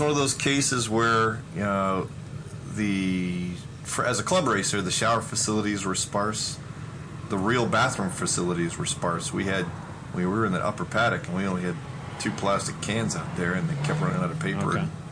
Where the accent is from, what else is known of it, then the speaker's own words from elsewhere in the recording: Texas, United States; also born or lived in Louisiana; now in Connecticut, United States; I'm from Texas. My family's from Louisiana